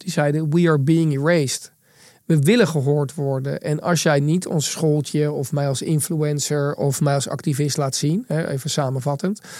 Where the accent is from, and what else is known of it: Netherlands